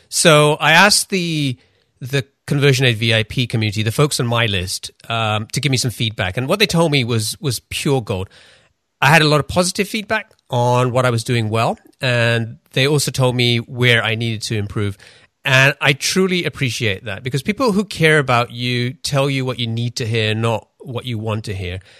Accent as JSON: {"language": "English", "region": "London", "country": "United Kingdom", "tie": "born or raised there", "also_born_or_lived": "Pakistan / Denmark", "said": "I grew up in London"}